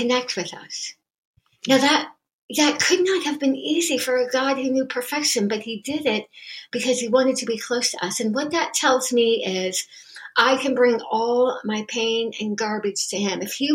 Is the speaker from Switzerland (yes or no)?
no; United States; being an American